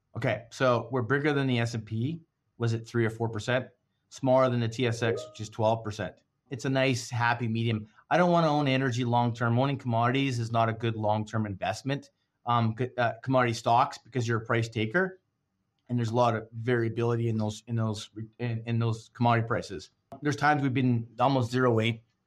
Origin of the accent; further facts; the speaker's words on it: Canada; as a Canadian